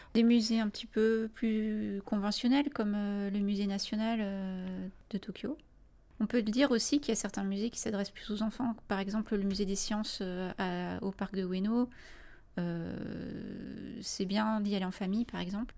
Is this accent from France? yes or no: yes; France; en tant que Français